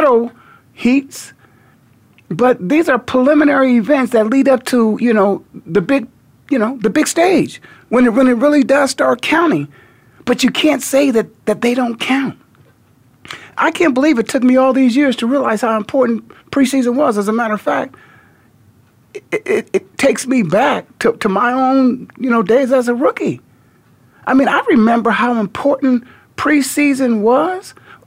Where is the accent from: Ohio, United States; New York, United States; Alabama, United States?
Ohio, United States; Canton; now in Phoenix, United States; I'm born and raised in the Hall of Fame city